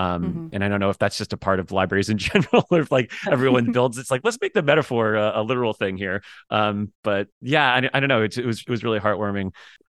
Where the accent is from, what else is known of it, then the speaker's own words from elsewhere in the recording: Miami, Florida, United States; I'm from Miami, so we did have a really great library that was local to both Miami